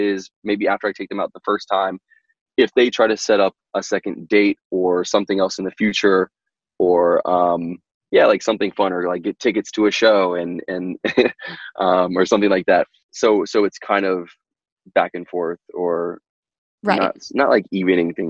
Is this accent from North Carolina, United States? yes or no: yes; North Carolina, United States; I grew up in North Carolina